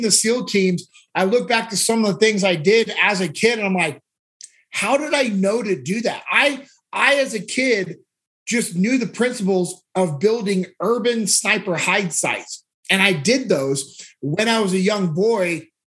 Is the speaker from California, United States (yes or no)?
yes; Sacramento, California, United States; I grew up in Sacramento, California.